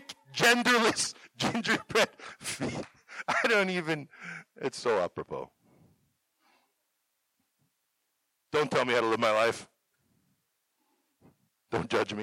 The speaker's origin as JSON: {"language": "English", "country": "Canada", "also_born_or_lived": "Gordon, Nebraska", "moved": "as an adult", "lives_now": "Chadron, United States", "said": "I am from Canada"}